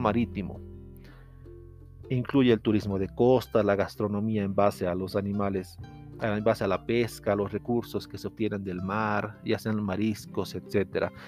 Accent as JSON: {"language": "Spanish", "region": "Potosí", "country": "Bolivia", "said": "yo soy de Potosí, Bolivia"}